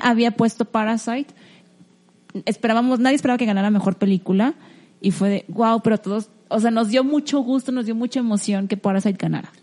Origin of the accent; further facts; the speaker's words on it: Mexico; uno como mexicano